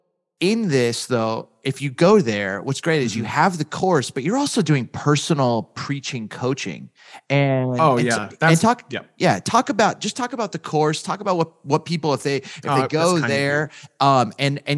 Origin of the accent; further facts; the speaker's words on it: Southern California, United States; I grew up in Southern California